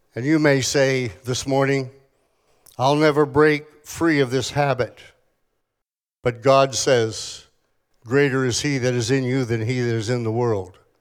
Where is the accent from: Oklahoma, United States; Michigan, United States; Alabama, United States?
Oklahoma, United States; Tulsa; I come from Tulsa, Oklahoma